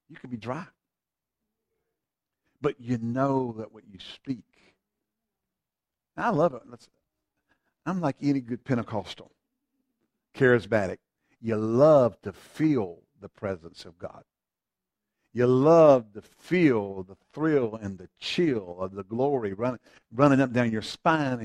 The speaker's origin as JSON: {"language": "English", "area": "Eastern Carolina", "region": "North Carolina", "country": "United States", "tie": "born or raised there", "lives_now": "Greensboro, United States", "said": "I grew up in Eastern Carolina"}